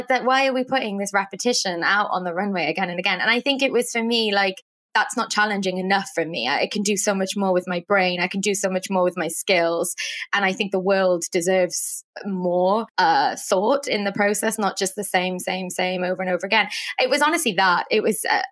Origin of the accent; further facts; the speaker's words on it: Wales, United Kingdom; moved away as an adult; also born or lived in New York City; I'm from Wales, and I moved to New York City to study fashion design.